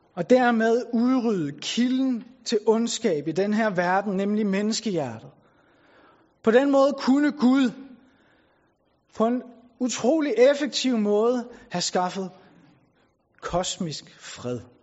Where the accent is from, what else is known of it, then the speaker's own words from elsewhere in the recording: Bornholm, Capital Region of Denmark, Denmark; now in Tarm, Denmark; jeg er oprindelig fra Bornholm